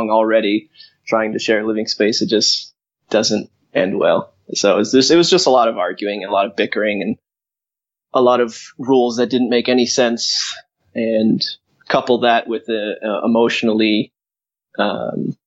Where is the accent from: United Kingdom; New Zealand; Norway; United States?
United States; Glendale, Arizona; also born or lived in Springfield, Massachusetts; now in Hawaii, United States; I'm from Glendale in Arizona